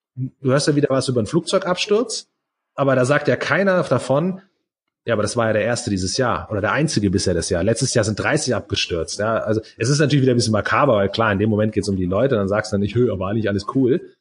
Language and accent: German; Germany; bei uns in Deutschland